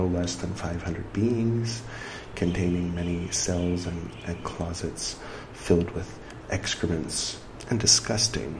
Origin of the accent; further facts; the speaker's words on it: California, United States; moved away as an adult; now in India; I came from California, so I grew up with that feeling of, like, not really being where I'm from.